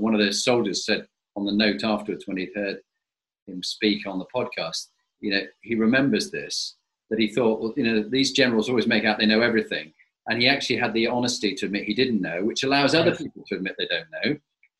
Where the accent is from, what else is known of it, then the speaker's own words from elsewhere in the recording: Scarborough, Yorkshire and the Humber, United Kingdom; I was born in Scarborough.